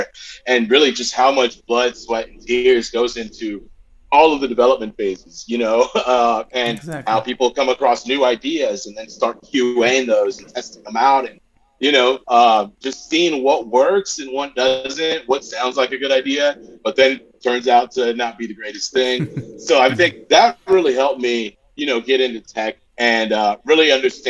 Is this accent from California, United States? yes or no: yes; Southern California, United States; I'm from Southern California, born and raised